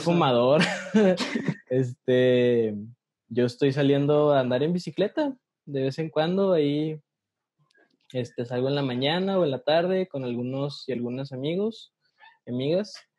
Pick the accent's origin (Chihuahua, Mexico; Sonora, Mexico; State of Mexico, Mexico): Chihuahua, Mexico; Ciudad Juárez; moved away as an adult; now in Mexico City, Mexico; ya llevo cuatro años viviendo en la Ciudad de México, soy de Ciudad Juárez, Chihuahua, como Ana.